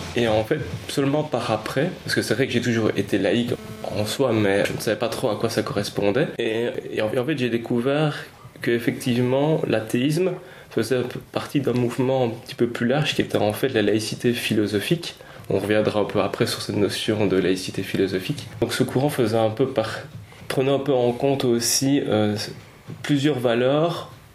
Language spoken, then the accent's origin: French; Belgium; Nous sommes donc des Belges